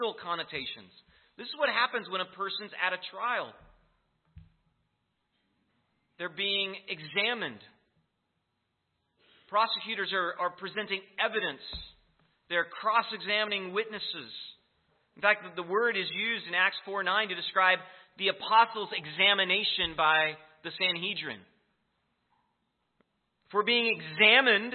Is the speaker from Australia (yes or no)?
no; United States; being an American